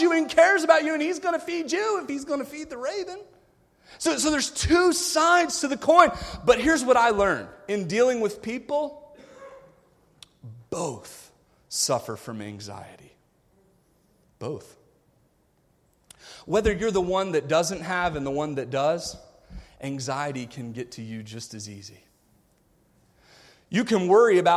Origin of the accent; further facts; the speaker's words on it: United States; I grew up in America. I grew up spoiled.